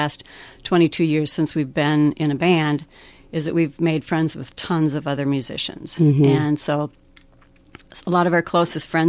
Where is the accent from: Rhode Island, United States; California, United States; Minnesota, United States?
Minnesota, United States; Fairmont; Laurel's Cafe in Fairmont, my hometown